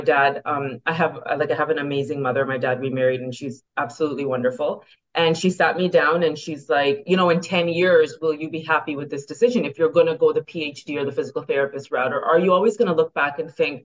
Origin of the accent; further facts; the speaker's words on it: Toronto, Ontario, Canada; also born or lived in Brampton, Ontario / Pennsylvania, United States / Buffalo, United States; born and raised in Etobicoke, and parents eventually moved over to Brampton